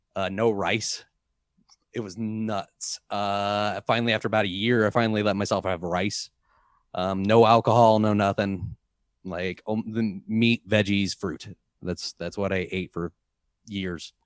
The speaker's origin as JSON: {"language": "English", "town": "St. Louis", "region": "Missouri", "country": "United States", "moved": "yes", "lives_now": "Boulder, United States", "said": "I'm from Saint Louis"}